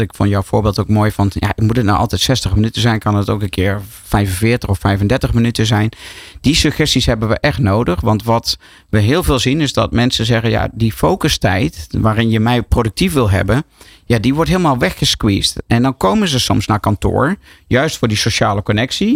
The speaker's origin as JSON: {"language": "Dutch", "country": "Netherlands", "also_born_or_lived": "New York"}